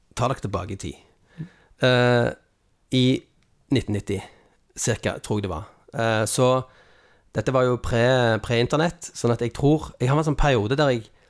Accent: Stavanger, Rogaland, Norway; jeg kommer fra Carl Hammeren

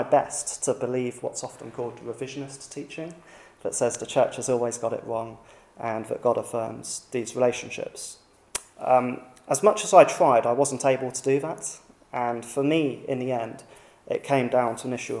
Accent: United Kingdom; Being British

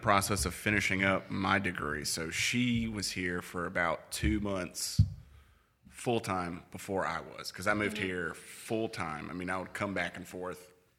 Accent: Greenville, Mississippi, United States; born or raised there; also born or lived in Tupelo, Mississippi

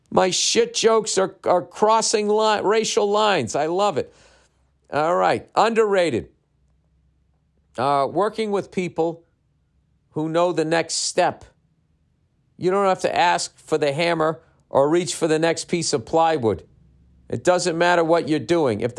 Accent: Mexico; now in Miami, United States; I was born and raised in Mexico, and I now live in Miami. Uh, my mom's side of the family is completely Mexican, and as I'm sure you know, us Mexican loves love limes and we also love drinking.

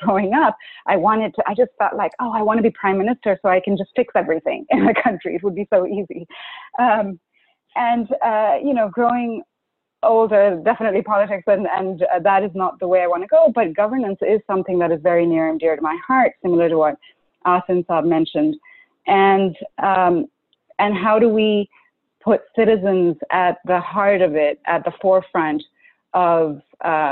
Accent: Karachi, Sindh, Pakistan; I grew up in Pakistan, and growing up in a country like Pakistan

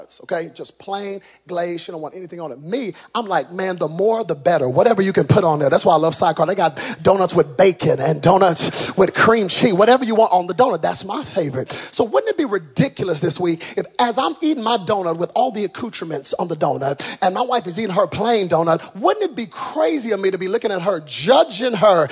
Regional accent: Texas, United States; I'm from Texas

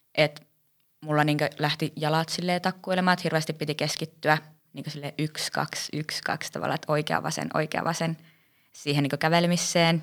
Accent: Rovaniemi, Lapland, Finland; olen Rovaniemeltä.

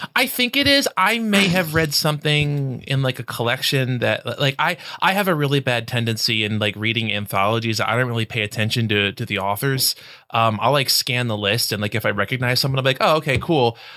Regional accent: United States; my, my Americanness

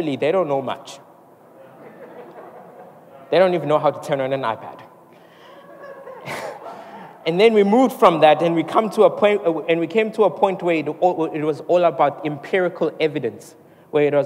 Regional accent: Mooi River, KwaZulu-Natal, South Africa; now in Durban, South Africa; I come from Moy River. So I grew up there

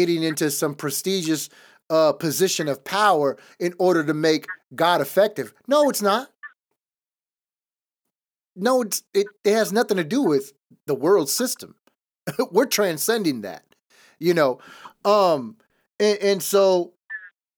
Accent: Los Angeles, California, United States; I was born in East Los Angeles, in one of the worst neighborhoods in East LA. My dad was a gang member.

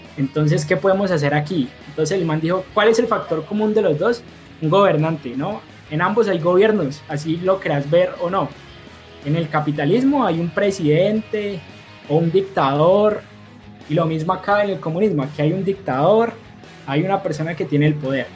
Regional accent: Cali, Valle del Cauca, Colombia; nosotros dos somos caleños, precisamente por eso estábamos diciendo que era raro que dos caleños llegaran a esa música

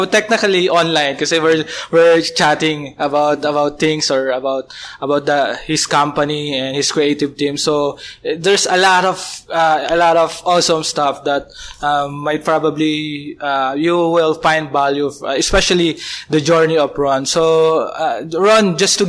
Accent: Philippines

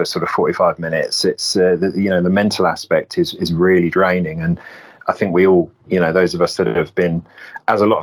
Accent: Isle of Wight, South East England, United Kingdom; moved away as an adult; growing up in the Isle of Wight is like the most rural of rural places in England

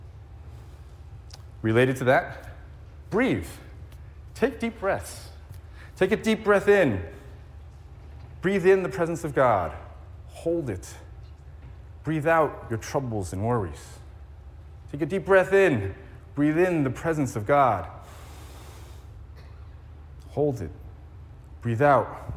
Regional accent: East Coast, United States; moved away as an adult; also born or lived in New York City / Silicon Valley; now in Hawaii, United States; I grew up on the East Coast

